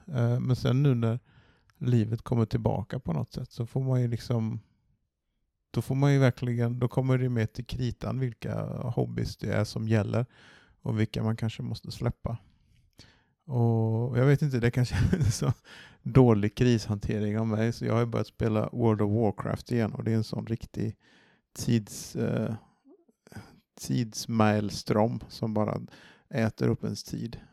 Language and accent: Swedish; Varberg, Halland County, Sweden; moved away; var hemma i Varberg någon dag och träffade familj